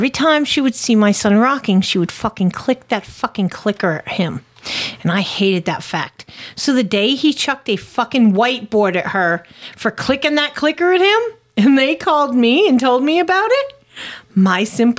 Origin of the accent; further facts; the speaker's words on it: Connecticut, United States; born or raised there; moved away as an adult; now in Tennessee, United States